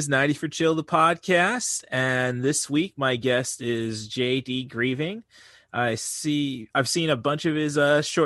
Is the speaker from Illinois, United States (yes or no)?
yes; Peoria, Illinois, United States; as kids growing up in the Peoria area